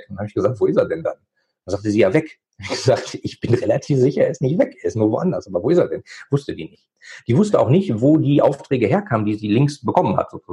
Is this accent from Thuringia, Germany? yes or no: no; North Rhine-Westphalia, Germany; äh, ich komme aus dem Ruhrgebiet, da gab es halt die Buden oder die Bütchen.